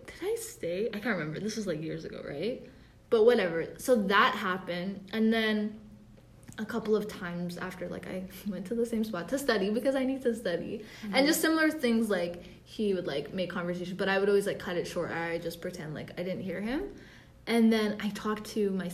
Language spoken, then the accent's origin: English; Ethiopia; I'm Ethiopian